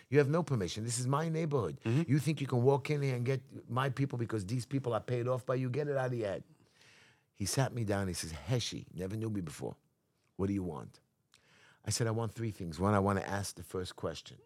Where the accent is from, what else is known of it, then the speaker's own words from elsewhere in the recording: New York City, New York, United States; I'm here in America, in New York City, which I'm never going to leave